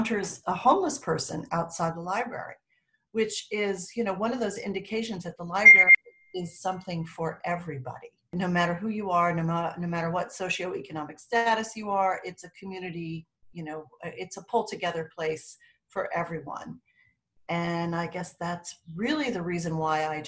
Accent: Bloomfield, New Jersey, United States; also born or lived in Montclair, New Jersey; I grew up in Bloomfield, which was right next door, and commuted through Montclair

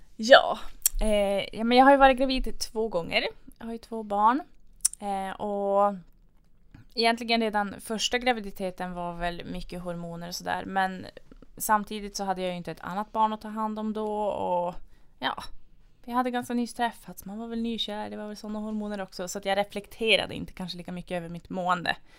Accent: Luleå, Norrbotten County, Sweden; moved away as an adult; now in Piteå, Sweden; är från Luleå från början

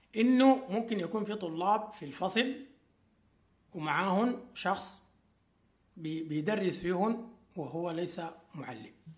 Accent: Sudan; عندنا في السودان

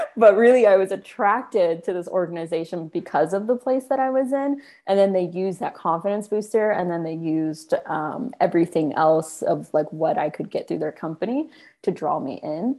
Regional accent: Sacramento, California, United States; moved away as an adult; also born or lived in New York; I'm from Sacramento, and I spent most of my life there until college

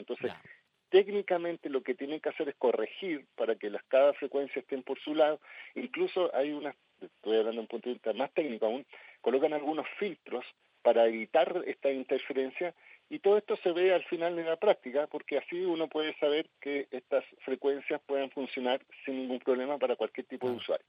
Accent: Viña del Mar, Valparaíso, Chile; yo soy de Santa Inés

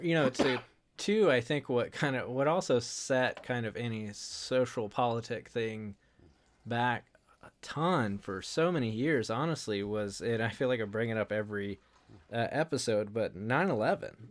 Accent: North Carolina, United States; I grew up in North Carolina

